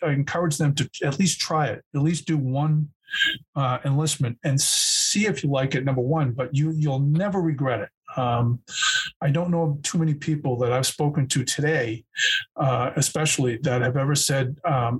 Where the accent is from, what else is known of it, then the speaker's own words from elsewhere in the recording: Burlington, Massachusetts, United States; growing up in Burlington, Massachusetts, where I grew up